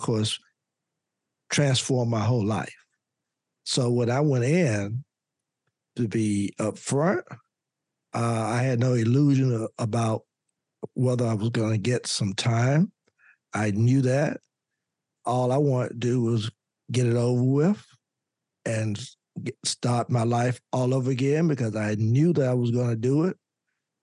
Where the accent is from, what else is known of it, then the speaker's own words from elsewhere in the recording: Louisburg, North Carolina, United States; I was the only African-American lawyer practicing in my home state, in my hometown